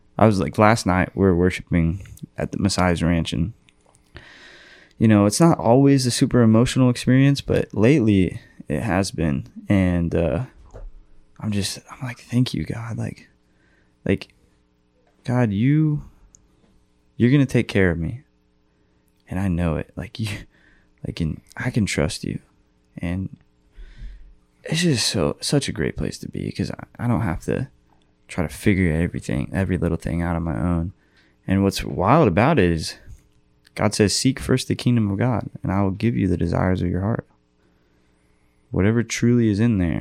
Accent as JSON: {"language": "English", "town": "Austin", "region": "Texas", "country": "United States", "said": "I'm from Austin"}